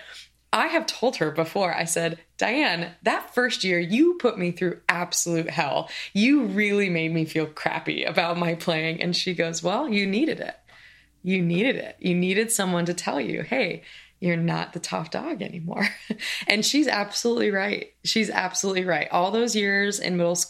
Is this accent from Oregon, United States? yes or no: yes; Oregon, United States; moved away as an adult; also born or lived in Indiana / Kansas City, Missouri; I grew up in Oregon